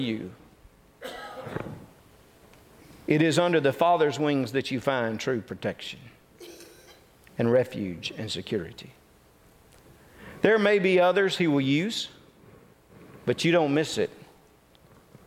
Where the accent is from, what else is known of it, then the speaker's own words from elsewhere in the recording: North Mississippi, United States; I come from North Mississippi, so you know there's some country boy in me.